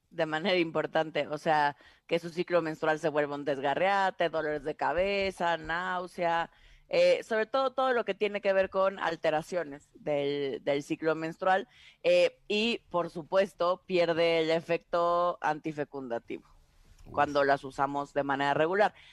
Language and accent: Spanish; Tabasco, Mexico; Dirían en mi pueblo, en Tabasco, es que eres bien salamero.